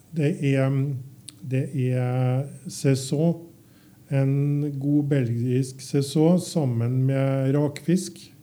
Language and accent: Norwegian; Trøndelag, Norway; Som trønder